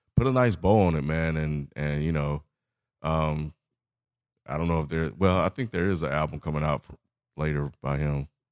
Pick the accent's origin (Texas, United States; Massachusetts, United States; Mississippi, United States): Mississippi, United States; I'm from Mississippi